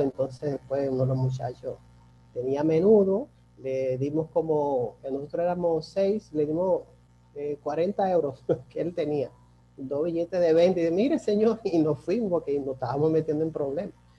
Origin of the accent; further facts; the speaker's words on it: Dominican Republic; also born or lived in Turks and Caicos Islands; he tenido ya muchas experiencias en hoteles, tanto en mi país, aquí muy importantes, como son eh, Casa de Campo, que fue donde inicié. Estuve en el Hotel Jaragua